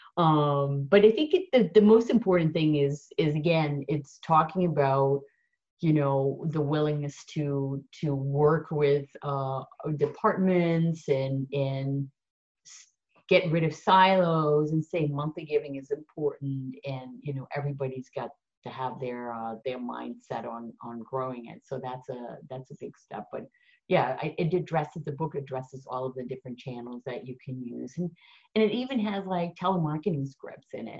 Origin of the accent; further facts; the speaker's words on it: Netherlands; now in United States; I'm Dutch